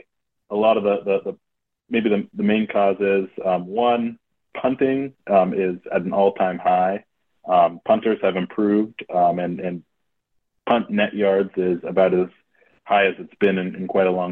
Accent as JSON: {"language": "English", "town": "Oakland", "region": "California", "country": "United States", "tie": "born or raised there", "also_born_or_lived": "Madison, Wisconsin / New York", "moved": "as an adult", "said": "I grew up in Oakland, California"}